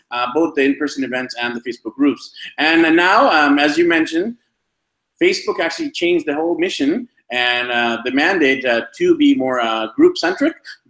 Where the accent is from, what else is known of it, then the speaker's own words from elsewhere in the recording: Vancouver, British Columbia, Canada; moved away as an adult; now in Medellin, Colombia; my hometown of Vancouver, BC, Canada